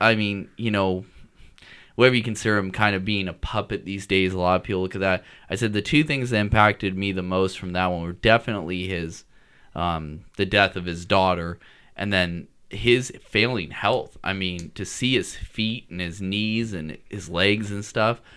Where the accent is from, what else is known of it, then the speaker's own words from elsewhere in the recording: Washington, United States; when I grew up in Washington